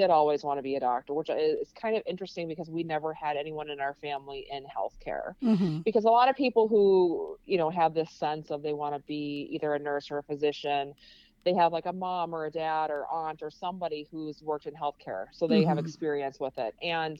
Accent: Wisconsin, United States; You know, Wisconsin, where I was, is a lot different back then than it is now.

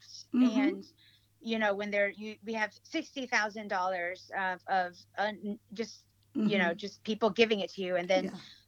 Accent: North Carolina, United States; English is a second language; also born or lived in Negros Occidental, Philippines / New York City; I grew up in North Carolina

